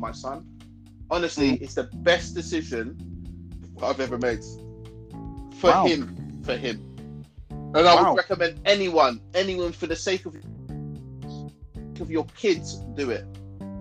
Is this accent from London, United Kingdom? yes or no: yes; London, United Kingdom; I'm from London